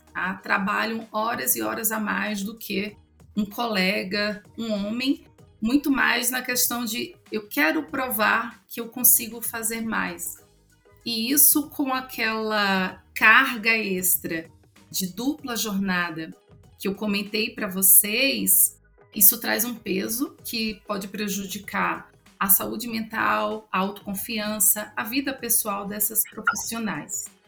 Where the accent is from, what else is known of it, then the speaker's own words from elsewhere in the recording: Northeast Region, Brazil; accent: nordestino; eu sou mulher, eu sou nordestina